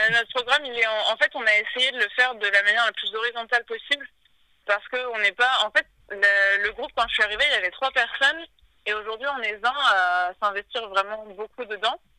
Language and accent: French; Boulogne-Billancourt, Île-de-France, France; also born or lived in Sèvres; Depuis que je suis née. Enfin, je suis née à Sèvres, mais … euh, a toujours vécu à Boulogne villancourt